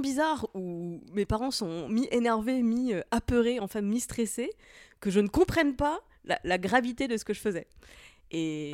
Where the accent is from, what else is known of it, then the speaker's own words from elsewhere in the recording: Moselle, Grand Est, France; J'ai grandi dans un tout petit village de la campagne de Moselle